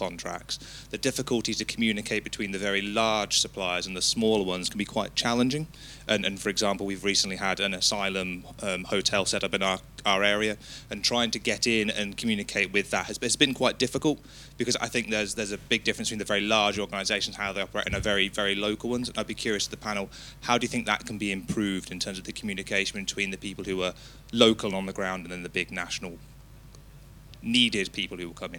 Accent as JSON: {"language": "English", "town": "Kettering", "region": "East Midlands", "country": "United Kingdom", "said": "I'm from Kettering, but I'm also the trustee of a local charity that provides mental health and supported accommodation."}